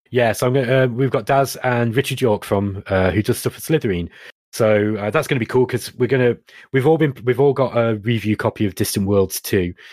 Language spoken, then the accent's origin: English; Derby, East Midlands, United Kingdom; accent: Derby; my Derby accent